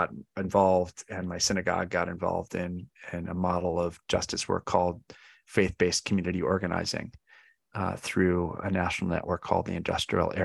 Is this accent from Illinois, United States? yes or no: yes; Chicago, Illinois, United States; now in New York City, United States; I was raised in a community that cared deeply about all kinds of issues in Chicago